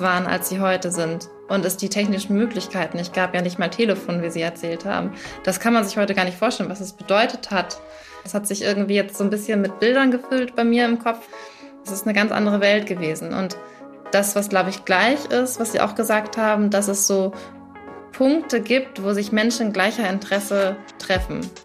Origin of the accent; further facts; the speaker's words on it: Schleswig-Holstein, Germany; moved away; Also ich komme ursprünglich aus Schleswig-Holstein, da habe ich auch auf einem äh, Hof gewohnt